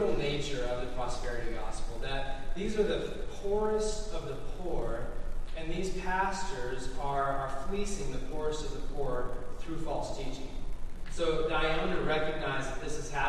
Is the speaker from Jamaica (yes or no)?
no; Los Alamos, New Mexico, United States; moved away; I grew up in Los Alamos, New Mexico